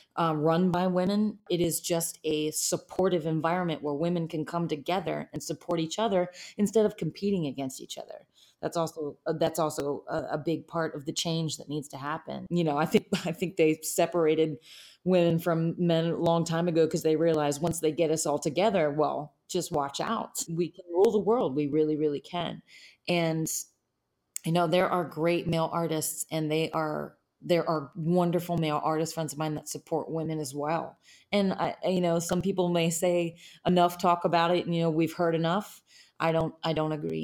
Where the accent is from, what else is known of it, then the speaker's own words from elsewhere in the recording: Harrisburg, Pennsylvania, United States; also born or lived in New York; now in Nashville, United States; my hometown of Harrisburg, Pennsylvania